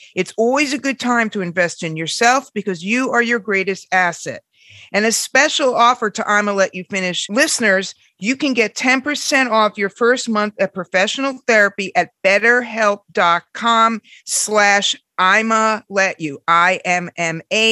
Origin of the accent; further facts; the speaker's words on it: New York, United States; even as a New Yorker